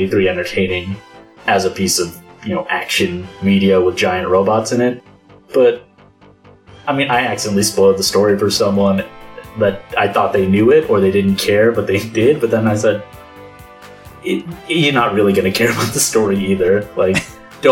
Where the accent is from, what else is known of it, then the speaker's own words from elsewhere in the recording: United States; a middle schooler growing up in the United States